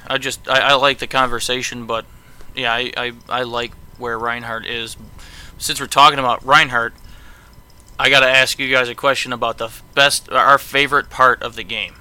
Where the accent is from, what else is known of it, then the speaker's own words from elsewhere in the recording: Buffalo, New York, United States; because I'm from Buffalo and I'm a Buffalo fan